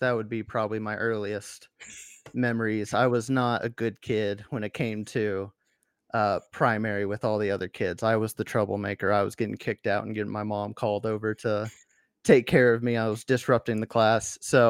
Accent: Tennessee, United States; growing up in Tennessee, my church building was a little bit more in the middle of nowhere when it came to how many members there were where I lived.

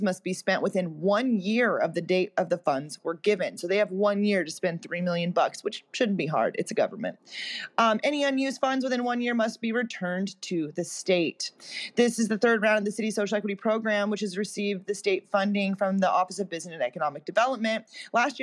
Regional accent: Long Beach, California, United States; my hometown of Long Beach

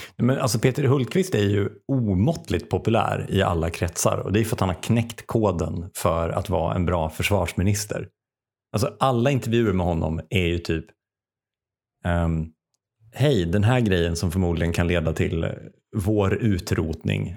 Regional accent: Sweden; Som svensk är man ju uppväxt, i alla fall som svensk man

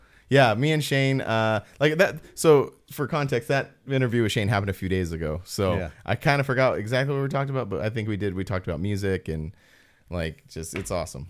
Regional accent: California, United States; growing up in Southern California, seeing them in different places, like that's part of my fabric of who I am.

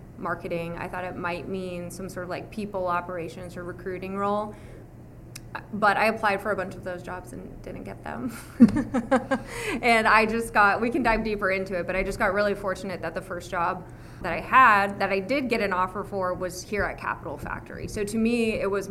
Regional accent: Las Vegas, Nevada, United States; now in Austin, United States; I grew up in Las Vegas, Nevada.

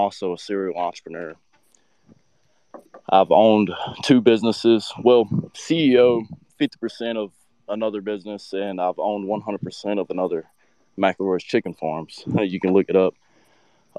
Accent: CSRA, Georgia, United States; around the CSRA, that's just my hometown.

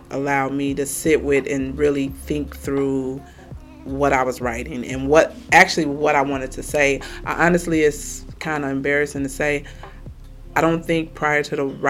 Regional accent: Chicago, Illinois, United States; I am born and raised in Chicago, Illinois

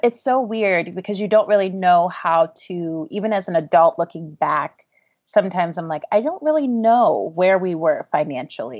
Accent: Baltimore, Maryland, United States; I grew up in West Baltimore

